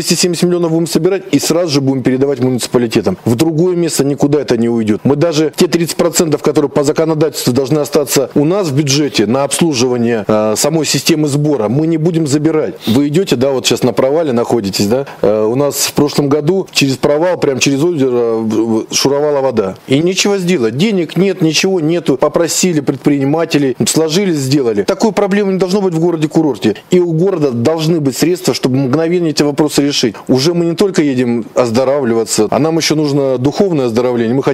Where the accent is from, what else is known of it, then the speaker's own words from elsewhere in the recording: Rostov-on-Don, Rostov Oblast, Russia; Мы из Ростова-на-Дону ездим более 15 лет на курорты Ставропольского края.